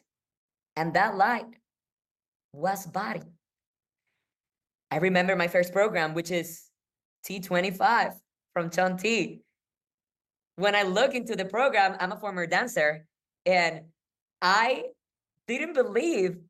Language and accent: English; Puerto Rico; I am from Puerto Rico